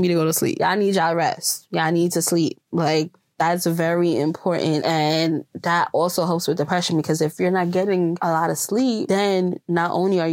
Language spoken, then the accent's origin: English; Jamaica; growing up in Jamaica, growing up in a Jamaica household